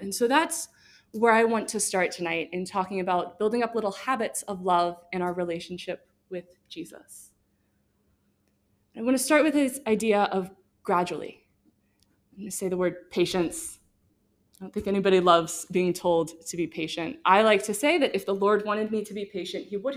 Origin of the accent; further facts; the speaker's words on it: Missouri, United States; I'm from Missouri